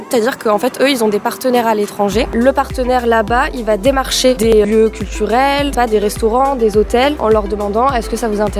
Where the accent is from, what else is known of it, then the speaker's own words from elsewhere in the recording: Dordogne, Nouvelle-Aquitaine, France; also born or lived in Nantes / Bordeaux; j'ai 24 euh, ans, je suis originaire de Dordogne. J'habite à Surac en Périgord, ah. à la vie à la mort. j'ai fait mon collège à Belvès et mon lycée à, à Sarlat.